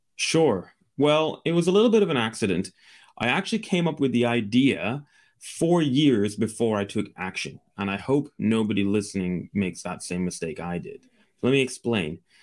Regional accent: Scotland, United Kingdom; I'm from the U K. I'm from Scotland in the U K

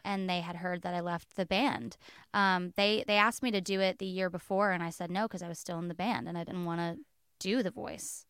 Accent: West Palm Beach, Florida, United States; I grew up in West Palm Beach, Florida.

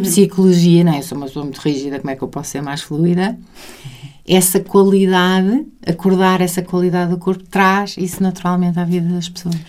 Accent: Sintra, Lisbon, Portugal; eu passei muita, muito da minha infância, passei em Sintra. Hum. Os, os, meus dois avós tinham casa em Sintra, então eu passava grandes temporadas de maio a outubro

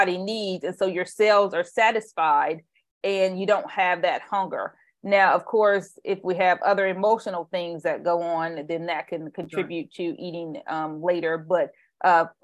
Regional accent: Indiana, United States; now in Bay Area, United States; I grew up in Indiana

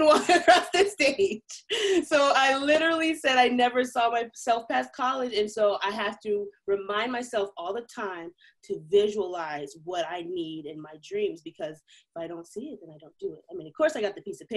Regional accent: Missouri, United States; I ended up moving back home to my hometown, and I ended up going to Missouri Western State University

